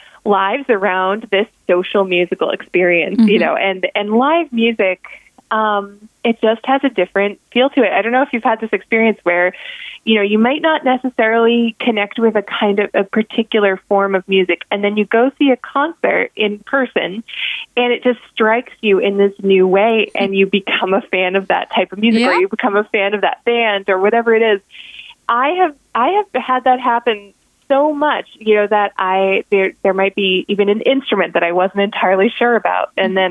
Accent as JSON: {"language": "English", "country": "Ireland", "said": "as an Irish fiddlers very often sort of stick to the melody, and I'm one of those people."}